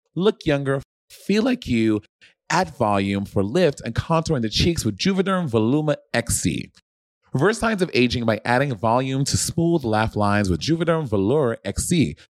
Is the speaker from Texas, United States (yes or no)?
no; Brooklyn, New York, United States; born or raised there